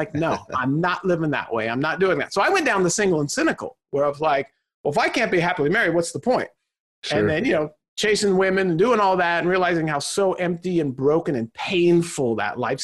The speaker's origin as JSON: {"language": "English", "region": "Southern California", "country": "United States", "tie": "born or raised there", "said": "born and raised in Southern California"}